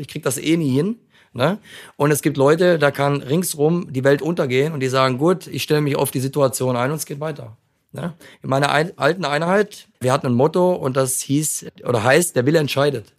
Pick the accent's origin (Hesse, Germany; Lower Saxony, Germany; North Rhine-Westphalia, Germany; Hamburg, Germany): Hesse, Germany; Frankfurt; Ich bin Frankfurter Junge